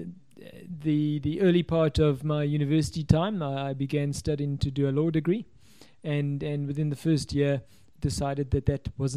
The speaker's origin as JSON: {"language": "English", "town": "Cape Town", "region": "Western Cape", "country": "South Africa", "tie": "born or raised there", "also_born_or_lived": "London", "said": "My own background is one that's a very typical southern suburbs Cape Town upbringing"}